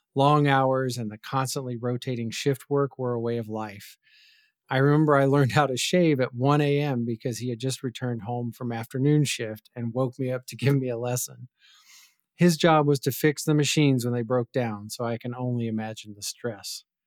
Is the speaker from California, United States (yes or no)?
no; West Virginia, United States; moved away; where I grew up in West Virginia